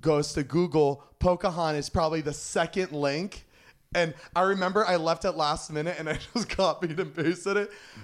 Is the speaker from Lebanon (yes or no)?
yes; Lebanon; I am Middle Eastern. Like I'm from Lebanon.